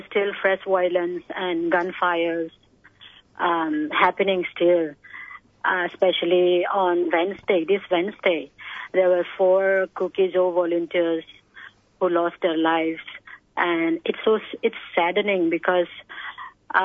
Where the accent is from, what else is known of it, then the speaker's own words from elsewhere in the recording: Kangpokpi, Manipur, India; I'm from a small town in Kangpopi, which is in the hill districts of Kangpopi district.